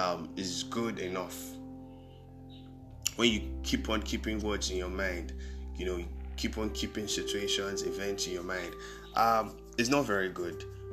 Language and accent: English; Nigeria; Being a Nigerian alone could be depressing